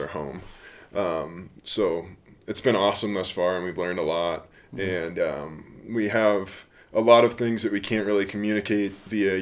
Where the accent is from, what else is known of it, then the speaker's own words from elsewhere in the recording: Kansas City, United States; moved away; From Kansas City.